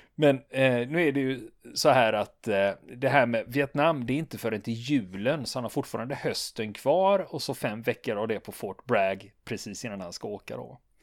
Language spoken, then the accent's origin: Swedish; Sweden; vi svenskar